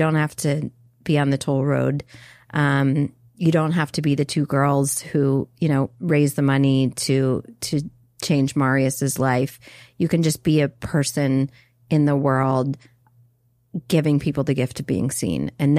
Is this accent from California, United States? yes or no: no; North Carolina, United States; Yeah, I'm a dude from North Carolina.